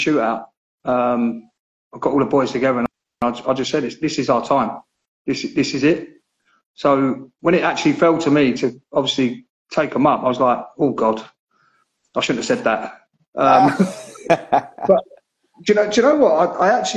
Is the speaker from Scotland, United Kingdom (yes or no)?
no; Gillingham, South East England, United Kingdom; the Gillingham one, because it's my hometown